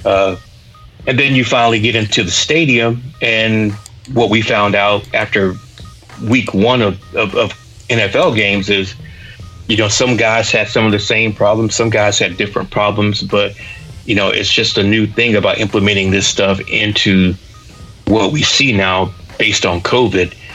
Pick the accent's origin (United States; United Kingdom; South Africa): United States; Augusta, Georgia; also born or lived in South Carolina; now in Atlanta, United States; I was raised in Augusta, I'm going to rep Georgia